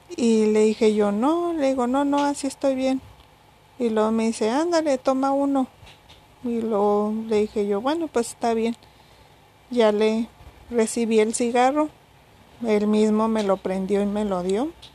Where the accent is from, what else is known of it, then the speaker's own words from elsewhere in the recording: Mexico; si soy mexicana